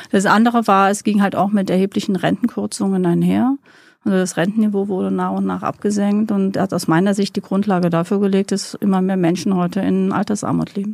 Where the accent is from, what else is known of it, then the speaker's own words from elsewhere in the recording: Rhineland-Palatinate, Germany; Ähm, ich bin in Neuwied geboren und in einem äh, kleineren, kleinen Stadt, in einem Dorf aufgewachsen, männlich, obermännlich, um genau zu sein.